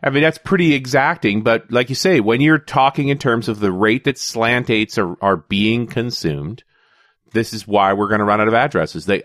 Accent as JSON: {"language": "English", "country": "Canada", "said": "even though I'm a Canadian and we're a little more casual on the patriotic side of things"}